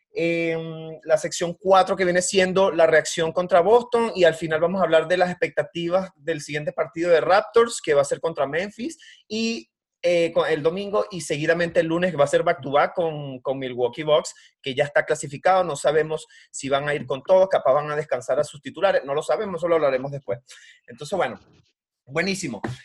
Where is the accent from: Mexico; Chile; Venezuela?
Venezuela; yo soy de Venezuela